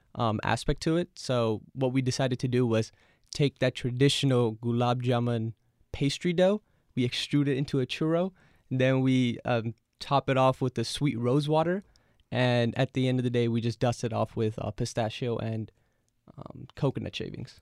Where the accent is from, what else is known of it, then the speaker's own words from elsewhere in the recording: Los Angeles, California, United States; I grew up in L A, born and raised, so everywhere I would go, I grew up in the San Fernando Valley